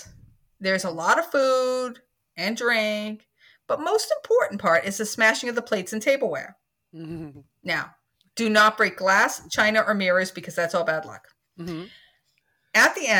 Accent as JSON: {"language": "English", "region": "Scotland", "country": "United Kingdom", "said": "I'm Scottish."}